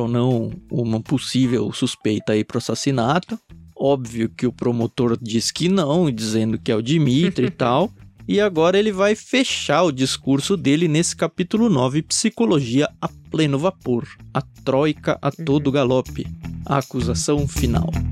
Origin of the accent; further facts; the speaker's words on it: Jundiaí, São Paulo, Brazil; Quando eu era adolescente, eu cresci em Jundiaí